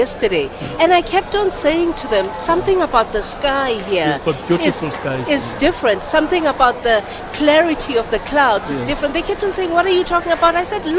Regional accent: South Africa; as a South African

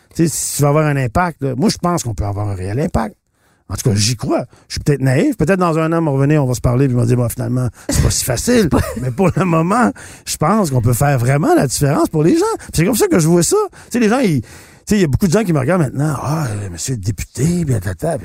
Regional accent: Shawinigan, Quebec, Canada; je viens d'un milieu euh, ouvrier. Euh, je viens de Shawinigan

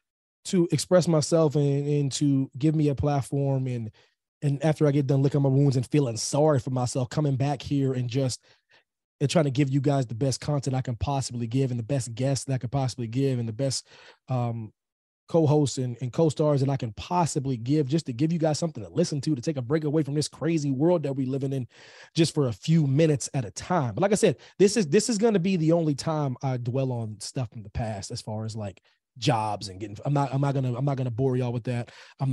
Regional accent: Pennsylvania, United States; Pennsylvania is my home state, military kid and whatnot, but Pennsylvania is my home for various reasons, family ties

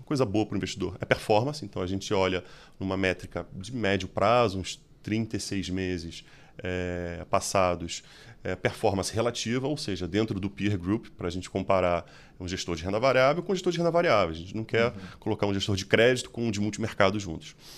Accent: Rio de Janeiro, Brazil; accent: carioca; moved away as an adult; now in São Paulo, Brazil; talvez pelo sotaque, vocês percebem, sou carioca.

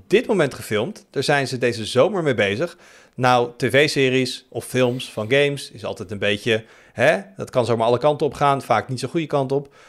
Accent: Netherlands; als Nederlander

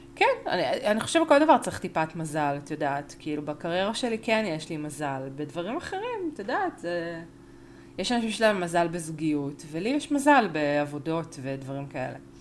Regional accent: Argentina; אני ארגנטינאית

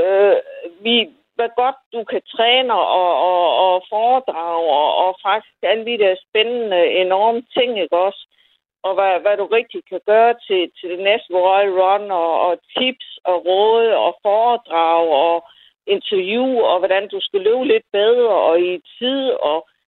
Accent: Funen, Southern Denmark, Denmark; jeg kommer fra Fyn og Næstby

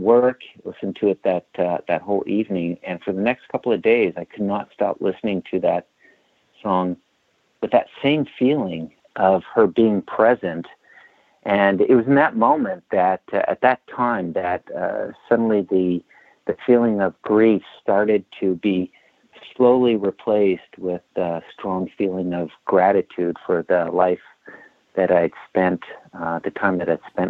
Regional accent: Bellevue, Washington, United States; I'm from Bellevue, Washington

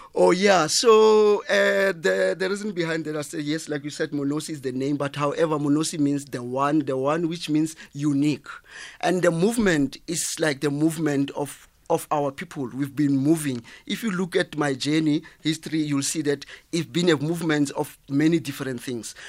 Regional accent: South Africa; I'm from Kasi, Jmawupani, a little town called uh, Jmawupani.

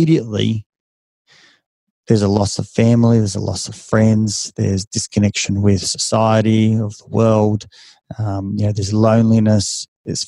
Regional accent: Australia; accent: Ocker; I'm just as Aussie, just as Australian as every other, you know, man or woman out there. I've still got the, you know, the accent, and it's very thick when you go overseas. You know, it's like, oh, yeah, I've got the Ocker accent.

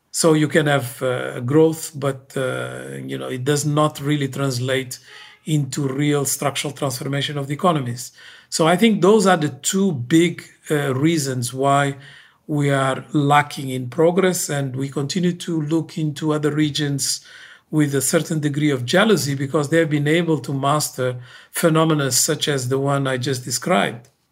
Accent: Guinea-Bissau; moved away; I come from Guinea-Bissau

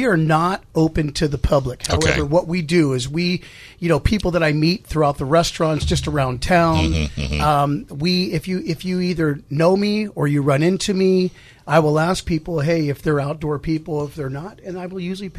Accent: Philadelphia, Pennsylvania, United States; I grew up, look, me and my brothers, we grew up in Philadelphia and kind of a rough childhood when we were young.

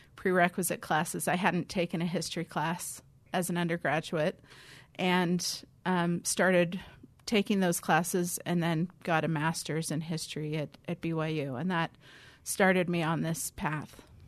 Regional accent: California, United States; moved away; I grew up in California, where seminary was a calling

